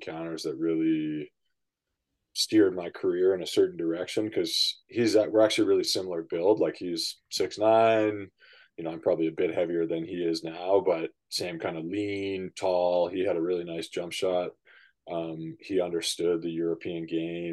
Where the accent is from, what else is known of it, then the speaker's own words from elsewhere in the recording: Vancouver, British Columbia, Canada; I grew up in East